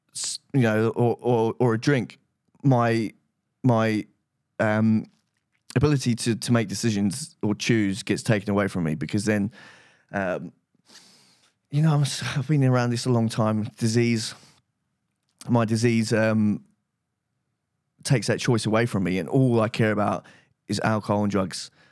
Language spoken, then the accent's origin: English; United Kingdom; rehab, uh, that Russell Brand went to, funny enough, um, which was in my hometown.